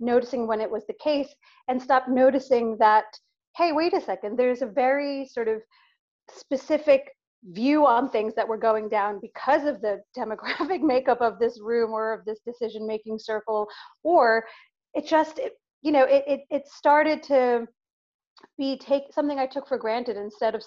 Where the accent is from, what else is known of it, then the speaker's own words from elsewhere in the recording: New York, United States; as a New Yorker, I was, you know, literally I was a senior at university, finishing my last year at university in New York